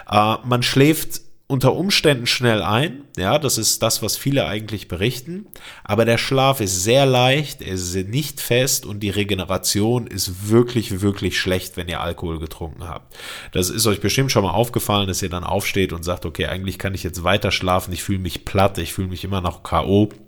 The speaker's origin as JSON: {"language": "German", "country": "Greece", "said": "Ich bin Grieche, äh, das habe ich mir angewöhnt."}